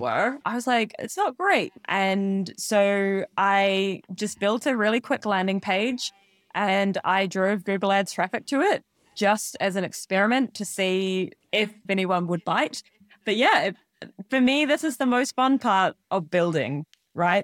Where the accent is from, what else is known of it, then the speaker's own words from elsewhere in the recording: New Zealand; moved away as an adult; now in Scotland, United Kingdom; I'm originally from New Zealand. I grew up in a very, very small farming town